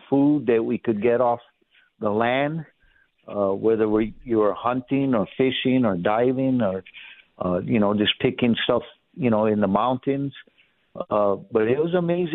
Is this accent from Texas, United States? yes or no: no; Kailua, Hawaii, United States; moved away as an adult; also born or lived in Honolulu, Hawaii; now in Las Vegas, United States; I was born and raised in Honolulu, Hawaii. I was raised in Kailua.